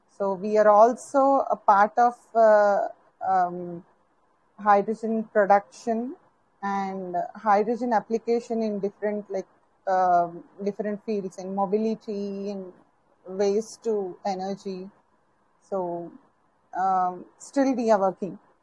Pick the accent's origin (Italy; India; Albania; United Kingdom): India; from India